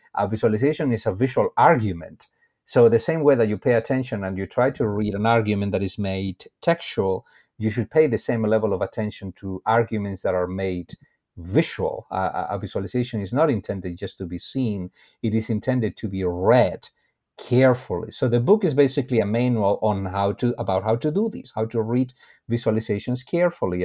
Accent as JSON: {"language": "English", "country": "Spain", "also_born_or_lived": "Brazil", "moved": "as an adult", "lives_now": "United States", "said": "I am originally from Spain"}